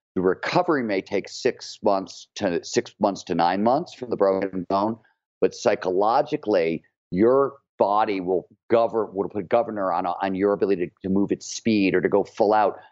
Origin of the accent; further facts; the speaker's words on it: Cleveland, Ohio, United States; growing up in Cleveland, Ohio